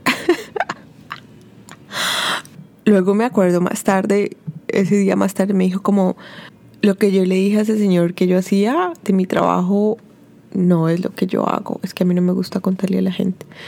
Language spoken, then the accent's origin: Spanish; Colombia; yo era de Colombia